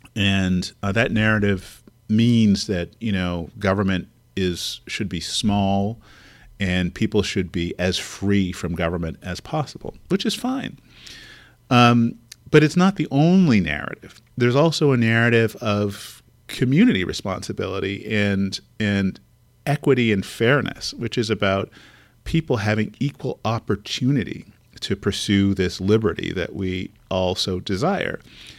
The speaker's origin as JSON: {"language": "English", "region": "California", "country": "United States", "said": "When I go to the East Coast, I tell people that I'm from the future. I'm from California."}